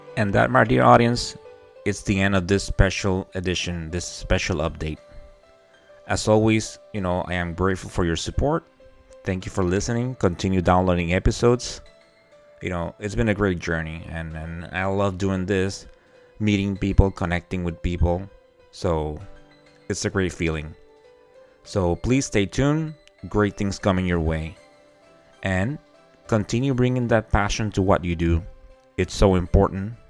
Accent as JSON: {"language": "English", "country": "Puerto Rico", "tie": "born or raised there", "first_language": "Spanish", "second_language": "English", "said": "I was born and raised in Puerto Rico. And I think, you know, uh, growing up speaking Spanish"}